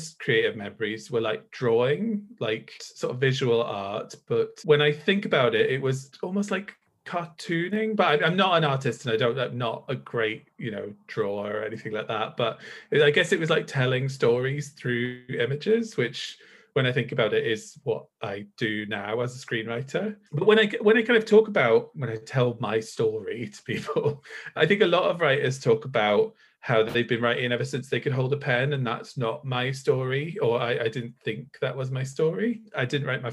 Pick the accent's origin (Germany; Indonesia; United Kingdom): United Kingdom; Northumberland, North East England; moved away as an adult; now in Glasgow, United Kingdom; I grew up in Northumberland, like the northeast of England, until I was 18